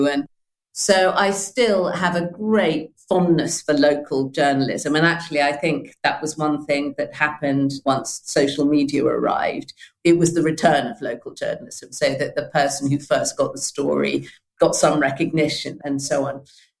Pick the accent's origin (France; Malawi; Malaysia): Malawi; also born or lived in Tunbridge Wells, United Kingdom; I grew up in Malawi and then in the traditional manner of a parent in the what was then the colonial civil service to Tunbridge Wells.